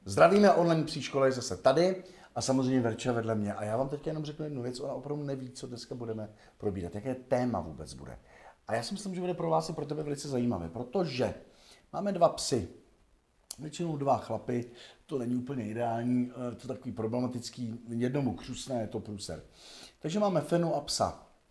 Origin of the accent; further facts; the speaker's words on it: Osečnice, Hradec Králové Region, Czechia; na vesnici, že jo, jsem vyrůstal jako malý kluk v Osečnici, v Orlických horách.